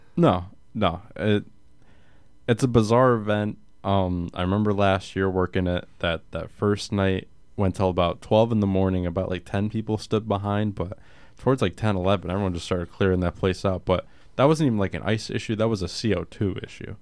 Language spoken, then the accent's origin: English; Connecticut, United States; Grew up in Connecticut, Islanders guy all the way